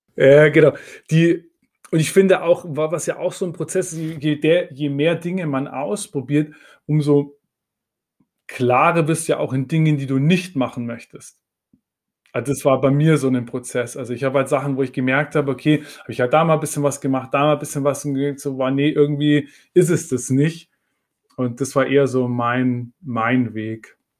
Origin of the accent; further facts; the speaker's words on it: Munich, Bavaria, Germany; now in Berlin, Germany; ich komme ursprünglich aus München, meine Familie ist noch